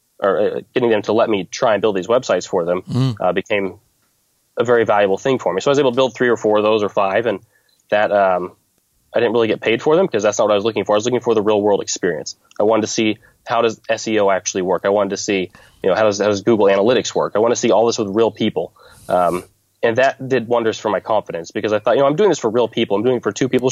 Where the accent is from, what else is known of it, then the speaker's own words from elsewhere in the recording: Fort Scott, Kansas, United States; in my hometown